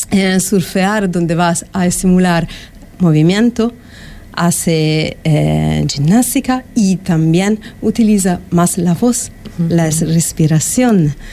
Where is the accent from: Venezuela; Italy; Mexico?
Italy; Milan, Lombardy; Spanish is a second language; now in Fuerteventura, Spain; yo soy de Milán, de Italia, y mm, respecto al clima que hay en Italia, aquí en Fuerteventura hay realmente la posibilidad de vivir en sinergia